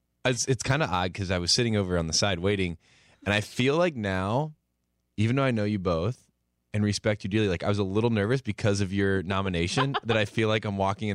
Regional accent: Warsaw, Indiana, United States; I'll never forget Warsaw, Indiana, my hometown

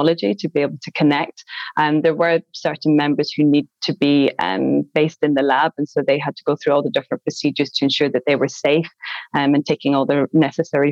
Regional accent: Glasgow, Scotland, United Kingdom; I'm from Glasgow

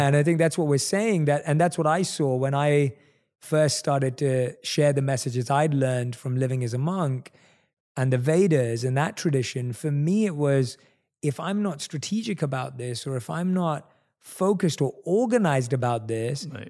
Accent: London, United Kingdom; one of few Indian people in my entire area that I grew up in in London.

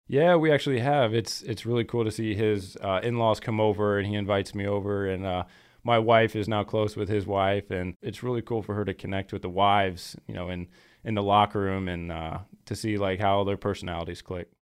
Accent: Florida, United States; now in Green Bay, United States; I'm from Florida and it's a little standoffish.

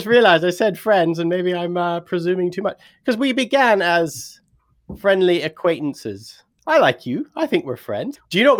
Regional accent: Canada; also born or lived in Britain; now in United Kingdom; me being a Canadian living in Britain

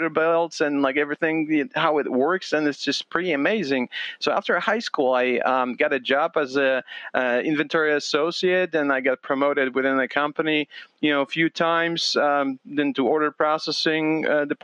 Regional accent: Poland; now in United States; I'm Polish American immigrant

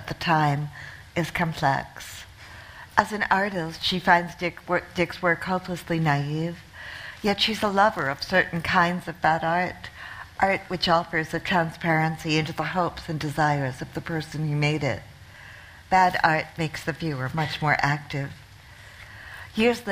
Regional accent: New Zealand; moved away as an adult; also born or lived in Connecticut, United States; now in New York, United States; my family emigrated to New Zealand from the U.S., from a town, on the northeast, in a blue-collar town in Connecticut, at the end of the 60s. So I partly grew up in New Zealand. I went to high school and I went to university in New Zealand.

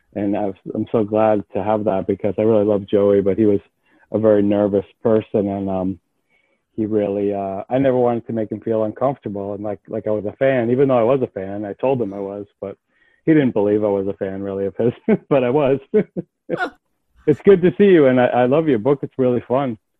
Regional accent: New York City, New York, United States; I'm from New York. I live in New York City. I uh, grew up in and around music

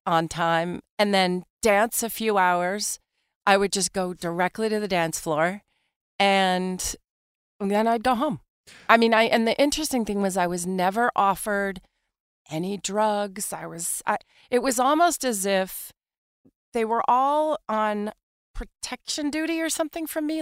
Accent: New York City, New York, United States; Born and raised in Manhattan.

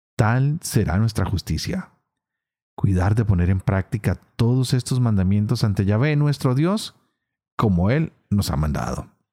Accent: Colombia; Yo vengo de una región en Colombia donde el lenguaje es bastante fuerte

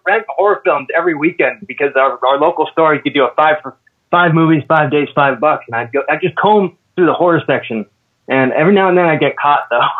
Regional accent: Redding, California, United States; I'm a small town guy from Northern California, small town called Redding.

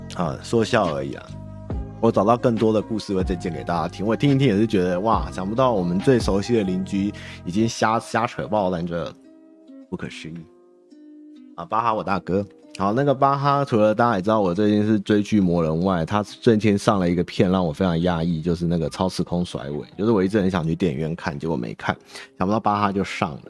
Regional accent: Taiwan; 我们台湾人觉得没什么

